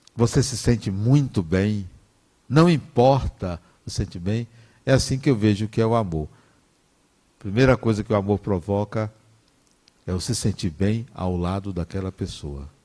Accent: Brazil; eu nasci no Brasil

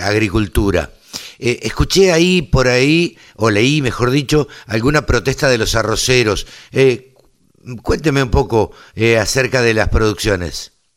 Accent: Argentina; nosotros eh, en, en, Argentina estamos acostumbrados a la cosecha

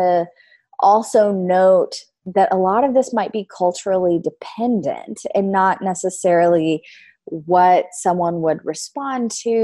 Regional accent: the South, United States; I grew up in the South, so in Louisiana, Texas area

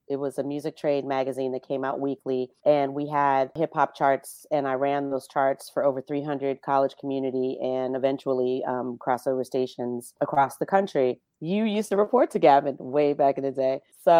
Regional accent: Inglewood, California, United States; also born or lived in Pasadena / Oakland; I am from the West Coast, okay? West Side. That's it. Born and raised in L.A., grew up in Inglewood and Pasadena.

